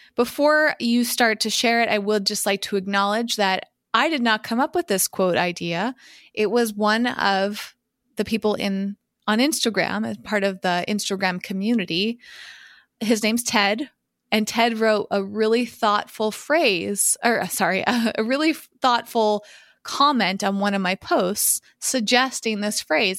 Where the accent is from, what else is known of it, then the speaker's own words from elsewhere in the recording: Massachusetts, United States; When I was growing up in Massachusetts